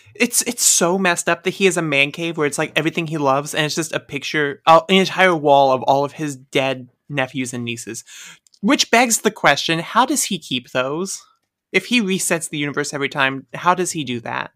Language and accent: English; Midwest, United States; I'm from the Midwest.